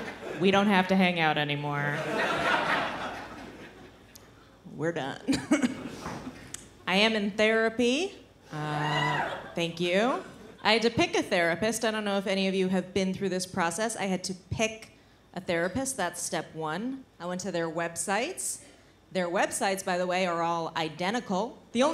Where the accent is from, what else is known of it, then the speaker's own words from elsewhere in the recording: United States; I'm visiting from America